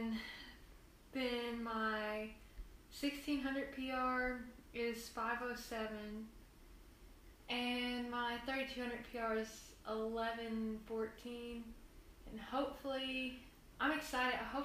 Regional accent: West Tennessee, United States; I'm from West Tennessee, and we live out, I'd say, in the country.

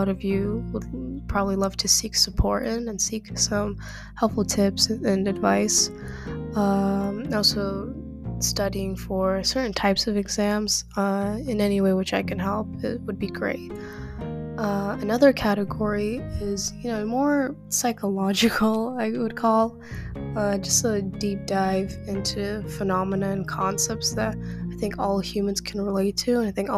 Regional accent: Kazakhstan; I am from Kazakhstan

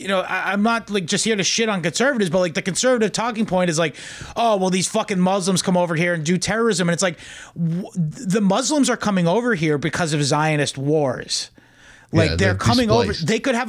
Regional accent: New York, United States; And I'm from Long Island.

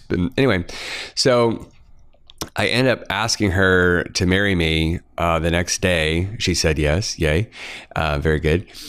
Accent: Kansas, United States; growing up in Kansas, um, not a lot of mining that I grew up around.

